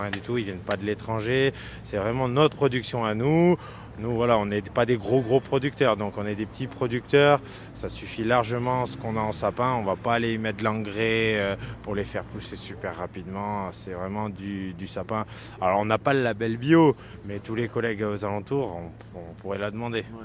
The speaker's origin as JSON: {"language": "French", "area": "Haute-Loire", "region": "Auvergne-Rhône-Alpes", "country": "France", "said": "les trois producteurs qu'on est place Albert Thomas, on est de la Haute-Loire"}